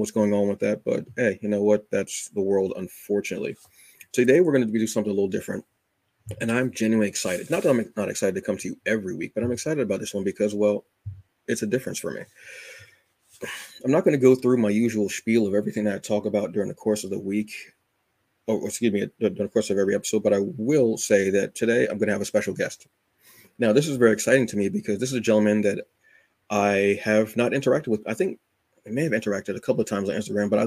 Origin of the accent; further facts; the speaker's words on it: Red Bank, New Jersey, United States; I was actually born in Red Bank